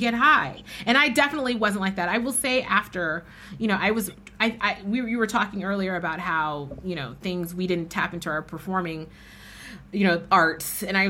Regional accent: San Francisco, California, United States; I was born and raised in San Francisco.

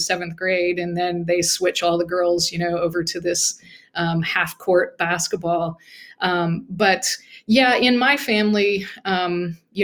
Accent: Muskogee, Oklahoma, United States; I grew up in Muscogee, Oklahoma, and, just a regular working class neighborhood with my grandparents about a block away from us

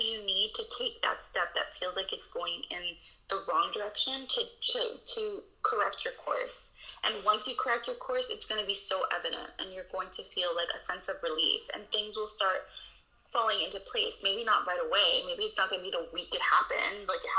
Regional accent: New York City, New York, United States; I grew up in the Bronx

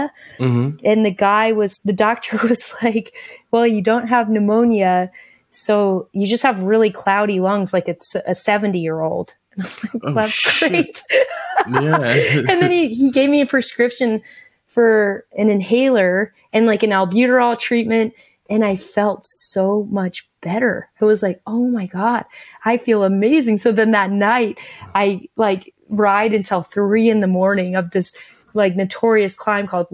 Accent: Anchorage, Alaska, United States; I'd ridden from Anchorage, Alaska, my hometown

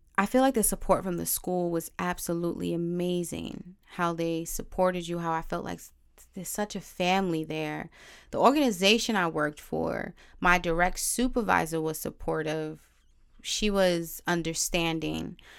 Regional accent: New York City, New York, United States; also born or lived in Brooklyn, New York / Bronx, New York; I was born in Brooklyn, technically raised in Harlem, and now I reside in the B X

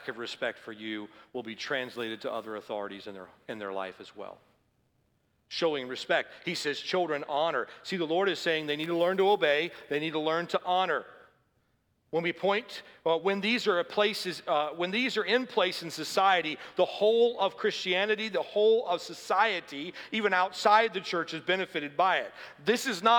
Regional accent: the South, United States; I grew up in the South

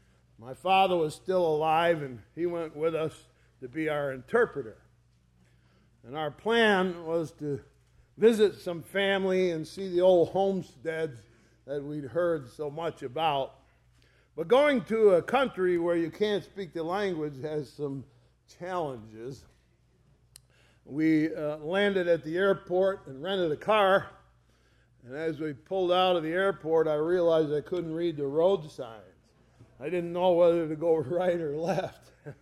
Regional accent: United States; We're from America.

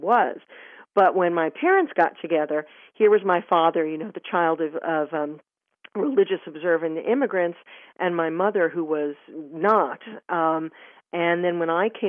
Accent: New York City, New York, United States; when I grew up in the late 1960s and early 70s in New York

